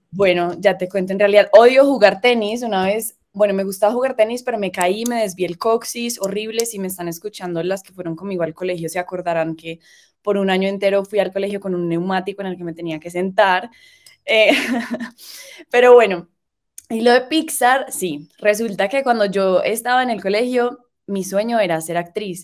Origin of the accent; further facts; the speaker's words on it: Medellín, Antioquia, Colombia; vengo de Medellín eh, um, y vengo de Medellín